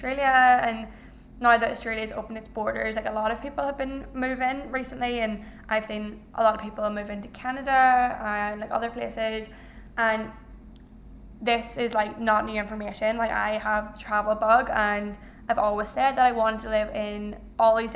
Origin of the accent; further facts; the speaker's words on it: Ireland; I'm Irish, I have a big family